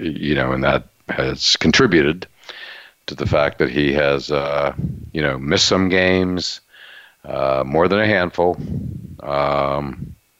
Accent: Western Pennsylvania, United States; Growing up in Western Pennsylvania, I'm a Steeler watcher

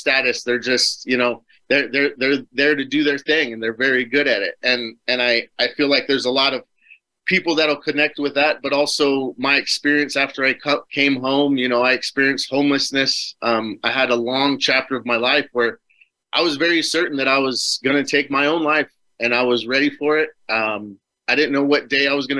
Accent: Superior, Arizona, United States; I moved back to my hometown, so I'm back here now. It's called Superior

